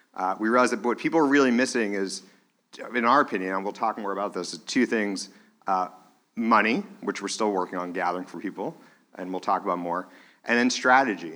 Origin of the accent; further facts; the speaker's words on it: Manchester, New Hampshire, United States; when I was growing up in Manchester, New Hampshire